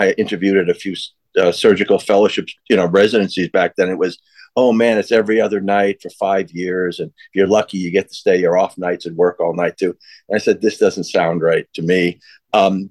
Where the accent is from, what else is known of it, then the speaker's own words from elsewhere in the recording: Northeast, United States; moved away as an adult; now in Miami, United States; I grew up in the Northeast, and I always thought of myself as a Northeasterner